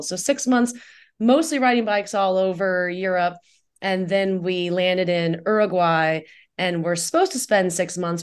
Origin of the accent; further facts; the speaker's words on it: Indiana, United States; moved away as an adult; also born or lived in Guatemala / Costa Rica / Nicaragua; now in Tucson, United States; I grew up in Indiana